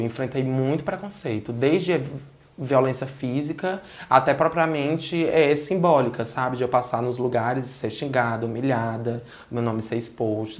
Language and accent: Portuguese; Sobral, Ceará, Brazil; also born or lived in Fortaleza; a região do Ceará, que é a região que eu nasci, Fortaleza, cresci em Sobral, no interior do estado do Ceará